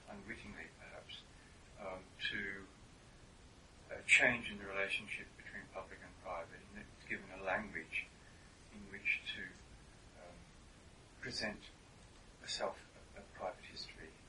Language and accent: English; United States; my first awareness of it as an American